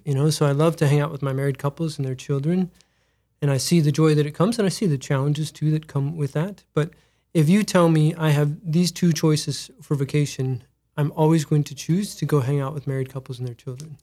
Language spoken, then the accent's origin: English; Mitchell, South Dakota, United States; Born and raised in Mitchell, South Dakota